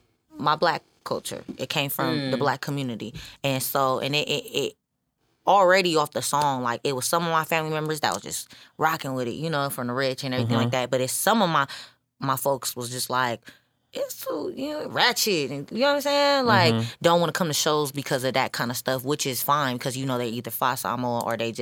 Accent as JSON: {"language": "English", "country": "Samoa", "said": "So it's like the fact that I'm Polynesian. Mm-hmm. I'm Samoan. My dad's Filipino. He got Filipino and I'm Filipino."}